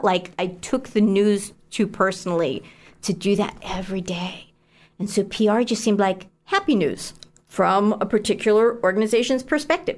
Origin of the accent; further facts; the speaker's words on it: Frackville, Pennsylvania, United States; moved away as an adult; also born or lived in New York / State College, Pennsylvania; I grew up in Frackville, Pennsylvania, which is a small town in Schuylkill County in the Anthracite Coal District.